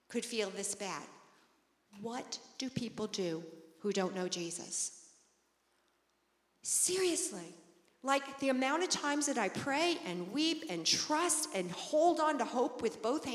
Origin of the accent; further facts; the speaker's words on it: Long Island, New York, United States; I grew up on Long Island, so very, very close to the beach